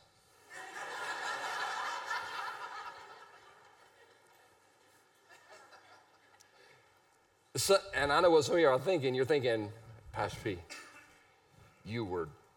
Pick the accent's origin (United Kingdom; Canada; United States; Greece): United States; Easley, South Carolina; I'm from Easley, South Carolina. We're not sophisticated or refined. We're one town away from Pickens